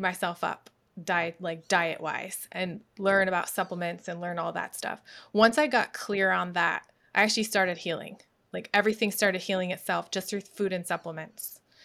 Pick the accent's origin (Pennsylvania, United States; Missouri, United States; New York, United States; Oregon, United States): New York, United States; moved away as an adult; also born or lived in Myrtle Beach, South Carolina; now in Suwanee, United States; I was born and raised in New York.